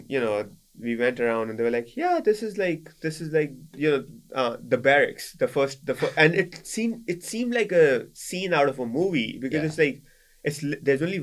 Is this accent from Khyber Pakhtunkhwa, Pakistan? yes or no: no; Karachi, Sindh, Pakistan; moved away as an adult; now in United States; I'm from Karachi in the south